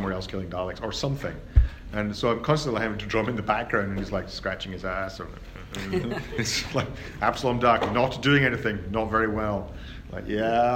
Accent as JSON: {"language": "English", "country": "United Kingdom", "said": "I'm British"}